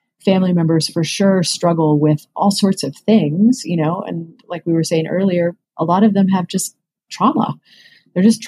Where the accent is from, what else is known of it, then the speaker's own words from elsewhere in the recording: Western Kansas, United States; moved away; I grew up in Western Kansas